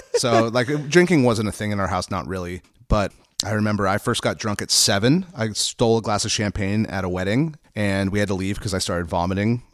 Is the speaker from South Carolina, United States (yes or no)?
no; Santa Barbara, California, United States; also born or lived in Los Angeles; I grew up in, we moved to Santa Barbara in nineteen eighty-seven. I was four